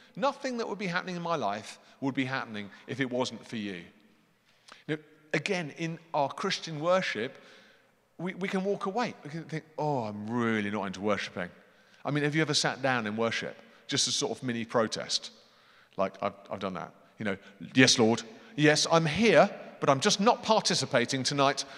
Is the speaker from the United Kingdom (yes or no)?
yes; United Kingdom; I'm British